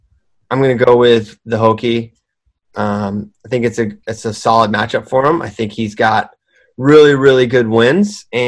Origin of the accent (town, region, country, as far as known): Virginia, United States